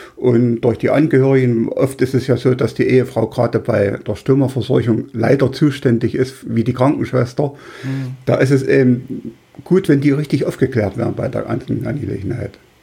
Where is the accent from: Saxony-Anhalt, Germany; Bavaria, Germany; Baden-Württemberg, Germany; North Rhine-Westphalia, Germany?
Saxony-Anhalt, Germany; Weißenfels; in meinem Heimatort in Weißenfels